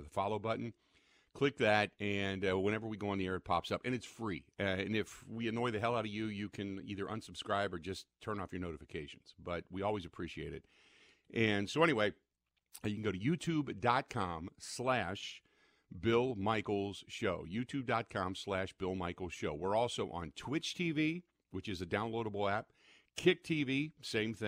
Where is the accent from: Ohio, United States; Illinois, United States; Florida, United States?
Ohio, United States; Cincinnati; moved away; when I grew up in Cincinnati